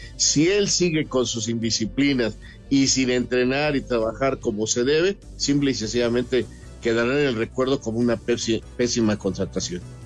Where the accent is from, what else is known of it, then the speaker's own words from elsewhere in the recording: Mexico; así a veces somos los mexicanos, esta forma de ser